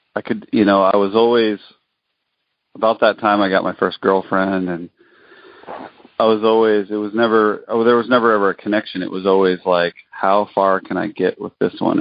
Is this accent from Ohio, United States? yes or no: no; northern Colorado, United States; now in Alaska, United States; northern Colorado in a northern northern town